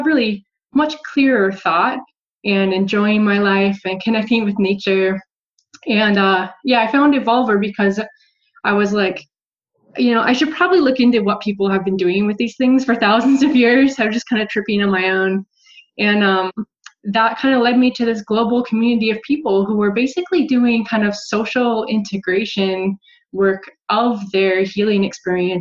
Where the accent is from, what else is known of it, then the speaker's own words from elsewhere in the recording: Montana, United States; moved away; also born or lived in San Francisco; I'm originally from Montana